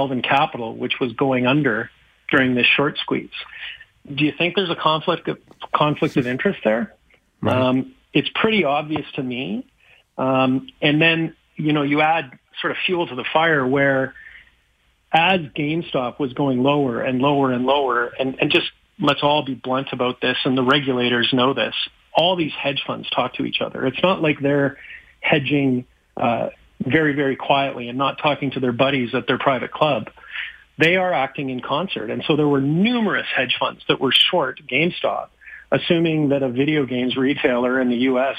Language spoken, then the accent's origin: English; Calgary, Alberta, Canada; moved away; I'm from Calgary